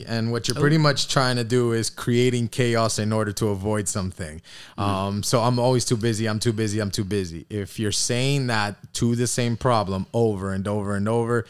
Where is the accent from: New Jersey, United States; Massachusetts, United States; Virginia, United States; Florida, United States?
Florida, United States; Miami Beach; I grew up here on South Beach.